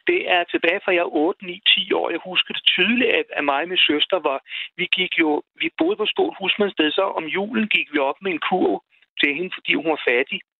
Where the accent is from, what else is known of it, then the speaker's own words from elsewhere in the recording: Kamstrup and Darup, south of Roskilde, Zealand, Denmark; det ligger syd for Roskilde, noget, der hedder Kamstrup og Darup. Okay. Og der er foregår der i min barndom